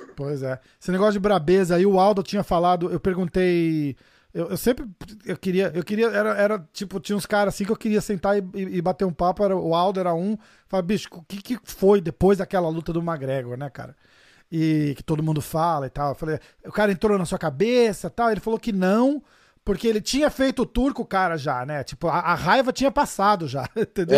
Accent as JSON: {"language": "Portuguese", "country": "Brazil", "said": "eu sou brasileiro também"}